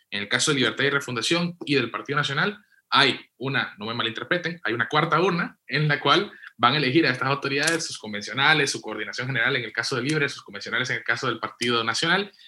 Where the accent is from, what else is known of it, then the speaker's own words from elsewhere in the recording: western Honduras, Honduras; Yo que soy de Occidente, te digo, en Copán y Lempira